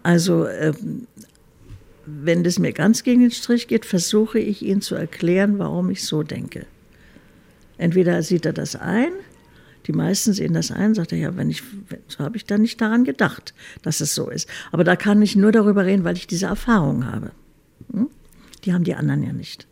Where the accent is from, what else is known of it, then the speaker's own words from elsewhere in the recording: Berlin, Germany; also born or lived in Munich; Berlin ist schon meine Heimatstadt